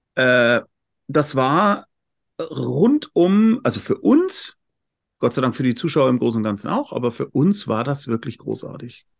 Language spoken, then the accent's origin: German; Munich, Bavaria, Germany; Ich bin Münchner